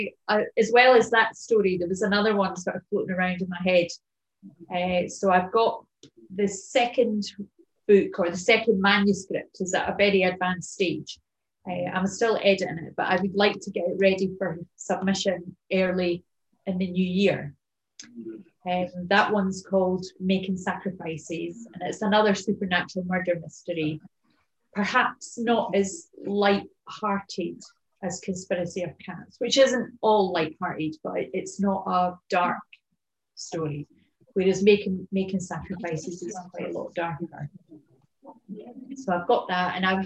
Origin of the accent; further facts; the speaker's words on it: Edinburgh, Scotland, United Kingdom; moved away as an adult; also born or lived in Somerset / Wiltshire / France; now in Kintyre, United Kingdom; I've lived there for 40 odd years and it's my hometown